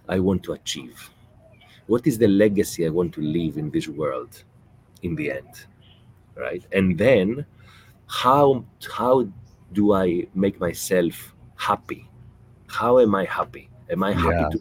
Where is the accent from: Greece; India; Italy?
Greece; now in Qatar; I grew up in Greece